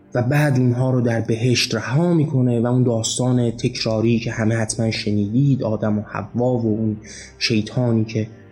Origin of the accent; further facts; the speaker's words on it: Iran; مایی که ایرانی هستیم و مسلمان زاده